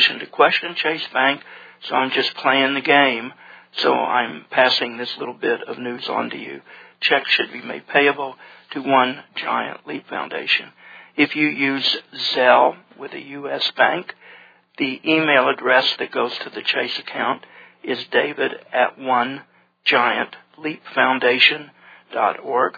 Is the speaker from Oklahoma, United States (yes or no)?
yes; Tulsa, Oklahoma, United States; in Tulsa, my hometown